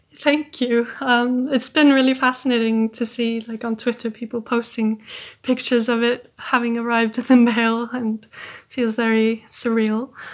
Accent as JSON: {"language": "English", "country": "Iceland", "said": "I'm from Iceland"}